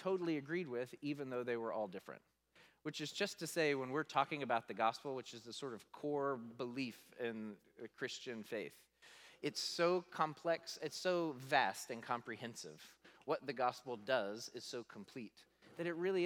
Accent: the South, United States; I grew up in the South

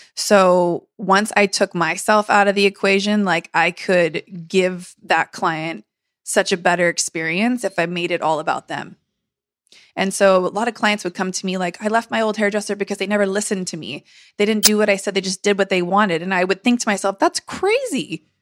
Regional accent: San Diego, California, United States; I grew up in San Diego, my whole family's here

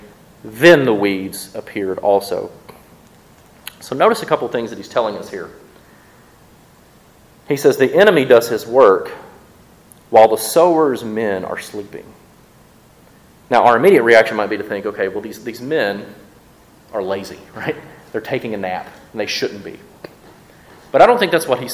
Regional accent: Mississippi, United States; I'm from Mississippi

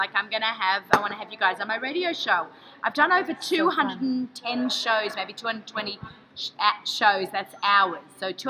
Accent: Australia; now in United States; I'm Australian, I live in America.

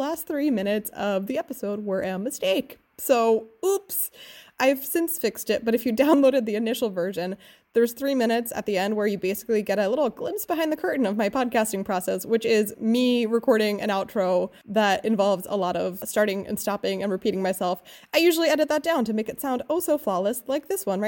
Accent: Philadelphia, Pennsylvania, United States; moved away as an adult; now in Freiburg, Germany; my hometown of Philadelphia, or the Philadelphia area

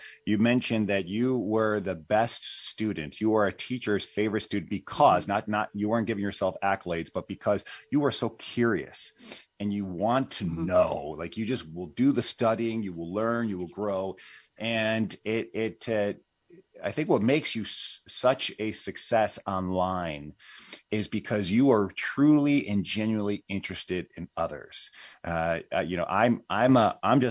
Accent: Illinois, United States; I'm an Illinoian

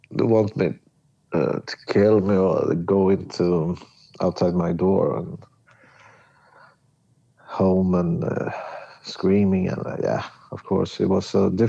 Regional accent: Stockholm, Stockholm County, Sweden; English is a second language; But I was not from Skåne. Mm. You were from Stockholm. Stockholm and, yeah.

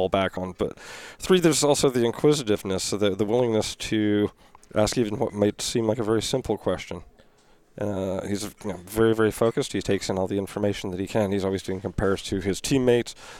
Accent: Los Angeles, California, United States

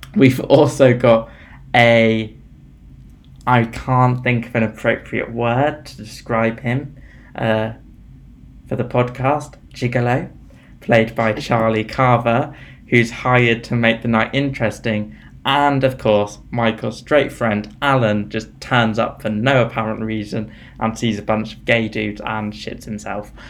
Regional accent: United Kingdom; We're both British

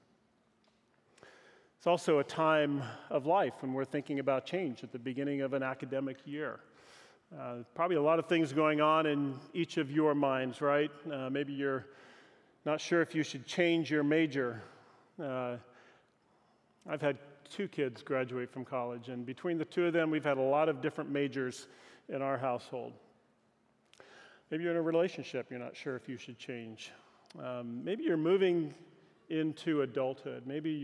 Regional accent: Pacific Northwest, United States; moved away; also born or lived in Southern California / Los Angeles; growing up in the Pacific Northwest

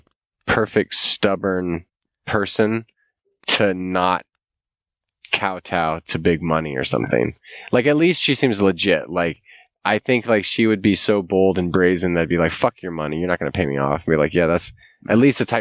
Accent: United States; as Americans

